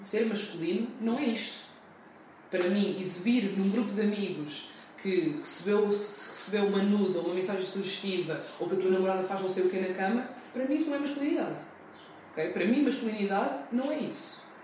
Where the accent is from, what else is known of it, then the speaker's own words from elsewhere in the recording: Portugal; Eu cresci em Portugal